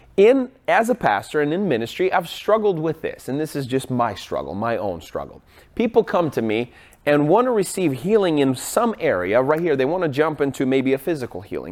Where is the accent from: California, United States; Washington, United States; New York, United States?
Washington, United States; Seattle; I'm from Seattle